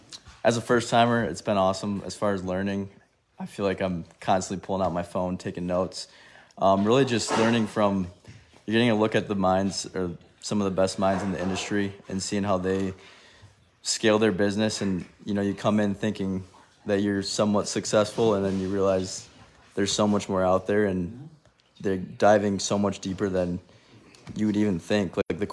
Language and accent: English; Michigan, United States